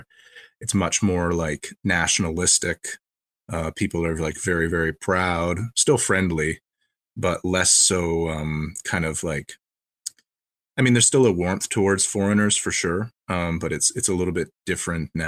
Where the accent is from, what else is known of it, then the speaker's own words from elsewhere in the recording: Canada; I'm from Canada as well.